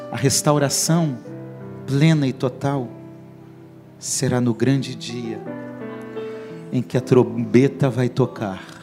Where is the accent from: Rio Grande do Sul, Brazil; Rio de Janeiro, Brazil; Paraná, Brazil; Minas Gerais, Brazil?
Paraná, Brazil; moved away; lá no Paraná, onde eu cresci